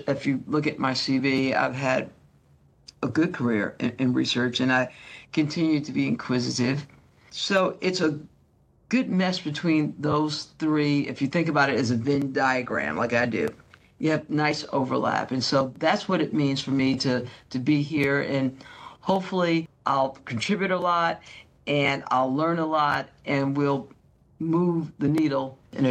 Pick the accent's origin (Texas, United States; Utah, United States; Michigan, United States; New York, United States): New York, United States; Long Island; now in Georgia, United States; You're probably trying to figure out my accent. It's been across the United States, and I'm sure lots of influences. Born and raised on Long Island, New York. From Long Island, New York, we went to Georgia, a town right outside of Atlanta, Georgia.